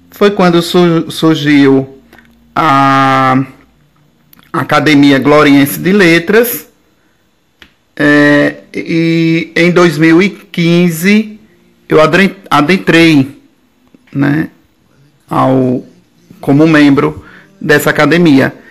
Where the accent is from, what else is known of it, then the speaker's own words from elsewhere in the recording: Aquidabã, Sergipe, Brazil; also born or lived in Capela, Sergipe; Eu sou de Aquidabã, certo? Na verdade, eu nasci em um povoado de capela, povoado chamado Angás, né? E mas me criei de, de criança até a adolescência no povoado Segredo, município de Aquidabã.